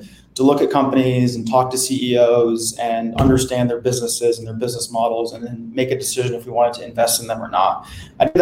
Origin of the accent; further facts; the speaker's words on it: New Jersey, United States; moved away as an adult; also born or lived in Boston; now in New York, United States; I grew up in New Jersey. So I was always staring across the river at New York